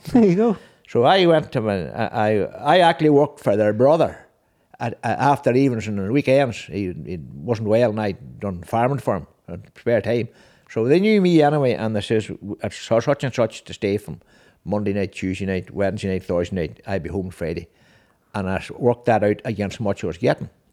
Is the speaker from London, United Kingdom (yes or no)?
no; Six Towns, Northern Ireland, United Kingdom; six towns.